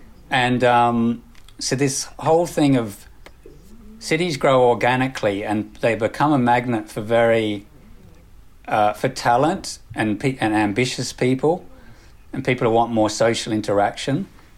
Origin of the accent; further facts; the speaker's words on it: Australia; now in United Kingdom; Yeah, I mean, my background, I came from Australia and then now living in the UK.